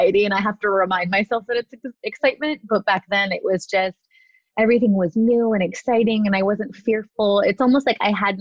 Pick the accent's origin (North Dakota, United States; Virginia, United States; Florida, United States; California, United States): California, United States; Southern; I was born and raised here in Southern California.